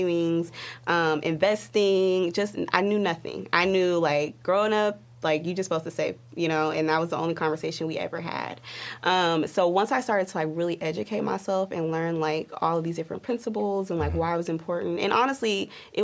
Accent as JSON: {"language": "English", "town": "Dallas", "region": "Texas", "country": "United States", "moved": "as an adult", "lives_now": "Las Vegas, United States", "said": "originally, I'm from Dallas."}